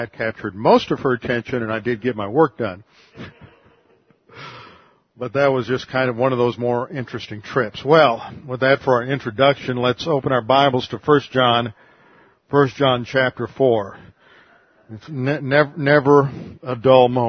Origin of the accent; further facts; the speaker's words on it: Houston, Texas, United States; now in Connecticut, United States; I'm from Texas, but I live in Connecticut." She said, "Where in Texas?" I said, "Houston